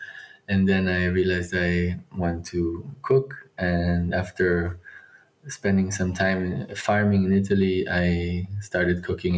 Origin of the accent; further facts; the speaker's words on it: Israel; moved away as an adult; now in Berlin, Germany; I was born in Israel, moved to Berlin 12 years ago